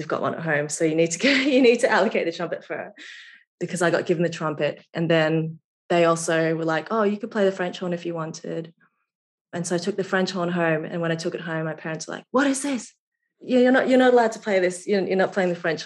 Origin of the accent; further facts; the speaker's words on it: Brisbane, Queensland, Australia; moved away as an adult; also born or lived in London; I grew up in Brisbane